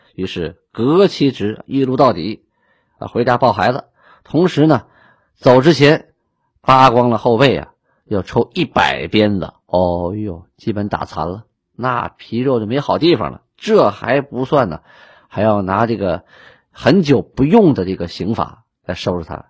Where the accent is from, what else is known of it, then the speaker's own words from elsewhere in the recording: Shenyang, Liaoning, China; 我是沈阳人嘛